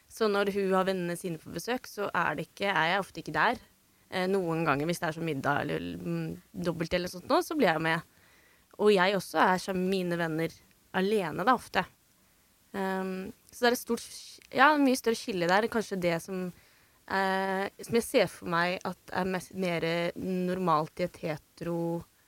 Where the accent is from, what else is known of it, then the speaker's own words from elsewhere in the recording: Drammen, Buskerud, Norway; Jeg er fra Drammen